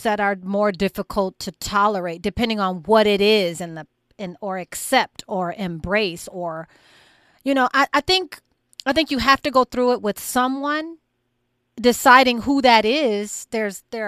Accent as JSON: {"language": "English", "town": "Grand Rapids", "region": "Michigan", "country": "United States", "tie": "born or raised there", "said": "My hometown is Grand Rapids"}